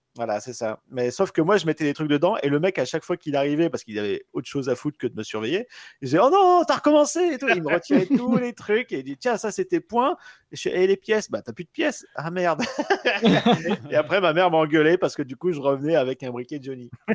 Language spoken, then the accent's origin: French; Pas-de-Calais, Hauts-de-France, France; moved away; je viens du Pas-de-Calais à la base